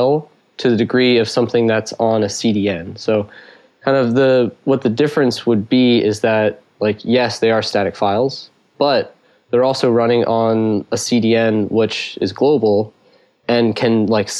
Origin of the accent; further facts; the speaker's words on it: Philadelphia, Pennsylvania, United States; I'm from Philadelphia